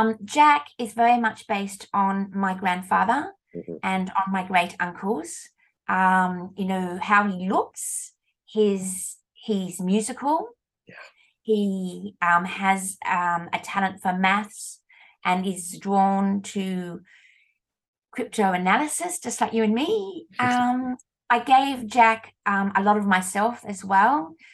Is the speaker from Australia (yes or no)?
yes; Australia; And I said, "Oh, we're from Australia."